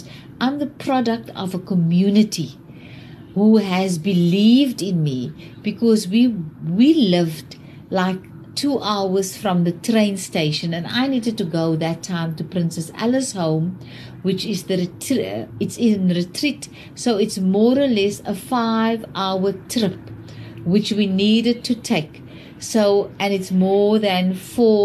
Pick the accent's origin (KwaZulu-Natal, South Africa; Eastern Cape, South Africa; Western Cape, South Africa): Western Cape, South Africa; Wellington; I grew up in Wellington